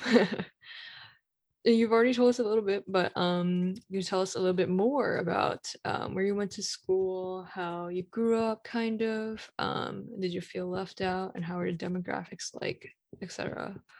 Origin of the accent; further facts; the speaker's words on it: United States; I am American